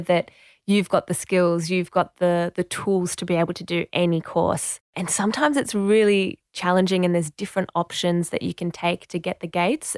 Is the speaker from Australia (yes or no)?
yes; Penrith, New South Wales, Australia; first language French; English is a second language; also born or lived in Marseille, France; growing up in Penrith